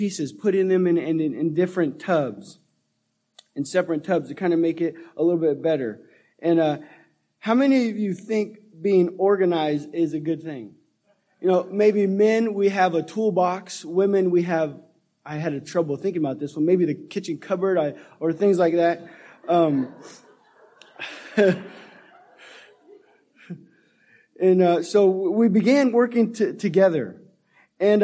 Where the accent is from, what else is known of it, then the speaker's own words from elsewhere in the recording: Sacramento, California, United States; I grew up in Antelope and North Highlands and kind of on McClellan Bay, so kind of right here in the northern Sacramento area